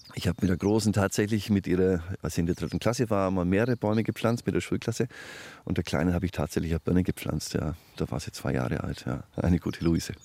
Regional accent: Franconia, Bavaria, Germany; ich bin Franke und das ist ein fränkisches Kulturgut

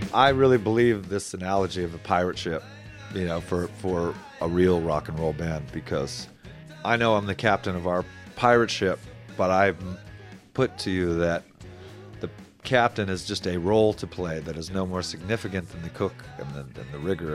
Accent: Palm Desert, California, United States; I'm from Palm Springs area, Palm Desert

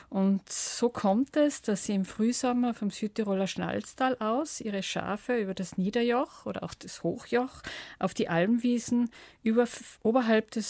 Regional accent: Bavaria, Germany; Wie bei uns im Allgäu die Viehscheide

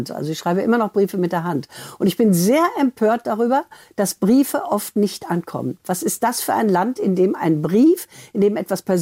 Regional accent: Essen, North Rhine-Westphalia, Germany; Und ich komme ja aus Essen, also ich kann den auch.

